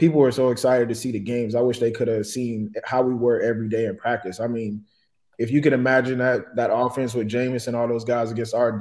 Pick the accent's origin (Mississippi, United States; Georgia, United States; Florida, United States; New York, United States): Florida, United States; Dunnellon; I was from Denali, Florida